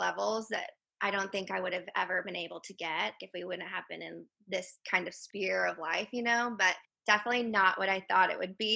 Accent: McKinney, Texas, United States; moved away as an adult; also born or lived in Houston, Texas; now in Nacogdoches, United States; I am originally from McKinney, Texas, so kind of like North Texas

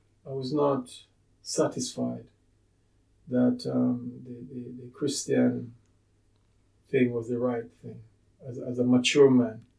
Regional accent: Jamaica; also born or lived in London, United Kingdom; now in Sheffield, United Kingdom; As a boy growing up in Jamaica, it was the Bible

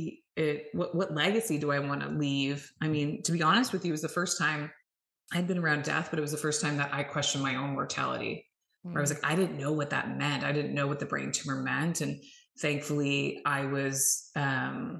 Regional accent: Canada; I am Canadian. So yes, north of the border

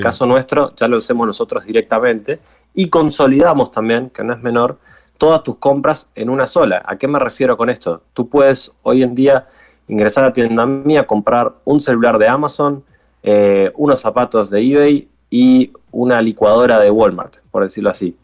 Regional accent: Uruguay; Yo soy aquí de Uruguay

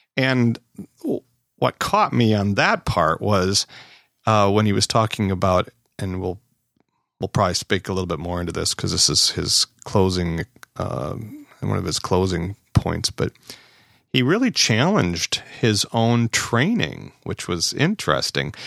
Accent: Wisconsin, United States; We're both from Wisconsin here.

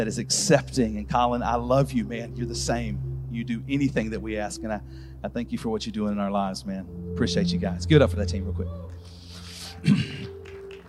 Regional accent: Birmingham, Alabama, United States; I'm from Birmingham, Alabama

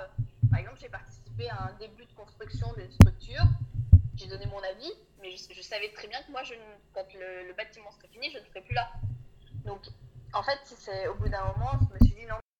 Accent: Auvergne-Rhône-Alpes, France; moved away as an adult; j'ai grandi euh, dans, un tout petit village en Auvergne

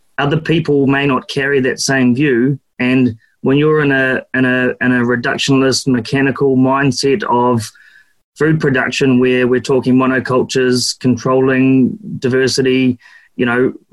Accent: Duntroon, Otago, New Zealand; also born or lived in Oamaru; I was brought up in Duntroon up the Waitaki Valley, and then went to school in Oamaru.

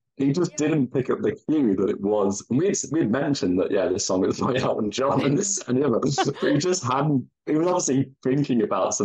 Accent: United Kingdom; you tend to lean in, as a British person, you lean into the skid

